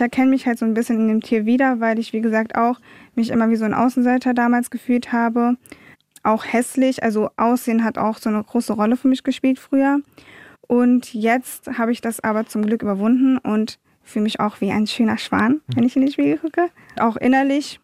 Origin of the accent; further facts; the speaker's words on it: Wiesbaden, Hesse, Germany; also born or lived in Munich; ich bin in München geboren, in Wiesbaden aufgewachsen